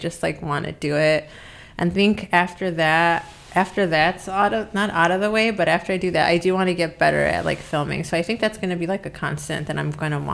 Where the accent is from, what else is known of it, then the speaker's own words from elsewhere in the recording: Chicago, Illinois, United States; also born or lived in Berwyn / Bucktown, Chicago / South Side, Chicago; now in Chicago, United States; I grew up in Albany Park, and then I didn't start skating until we moved to Berwyn